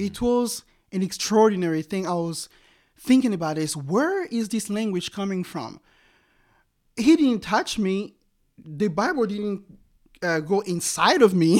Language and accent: English; DR Congo; moved away as an adult; now in United States; growing up in the Congo was a total different animal